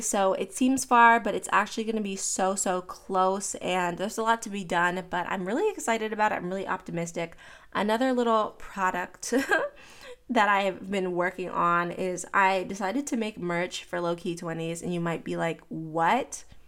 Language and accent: English; Pittsburgh, Pennsylvania, United States; moved away; I'm from Pittsburgh